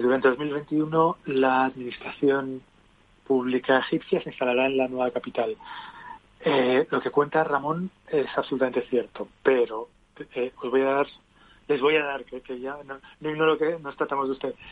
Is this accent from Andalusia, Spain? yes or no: no; Canary Islands, Spain; yo soy canario, mi padre era vasco